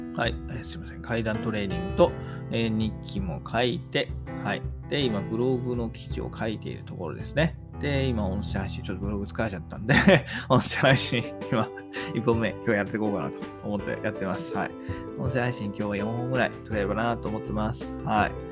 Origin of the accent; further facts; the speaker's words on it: Kanto, Japan; 私は関東の人間なんで